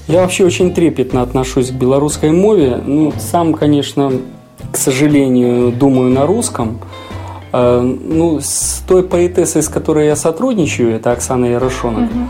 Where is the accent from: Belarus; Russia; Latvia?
Belarus; у нас на родине